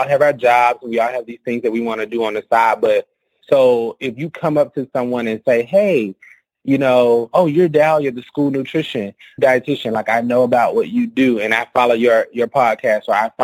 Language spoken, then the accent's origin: English; Alabama, United States; moved away; I'm from Alabama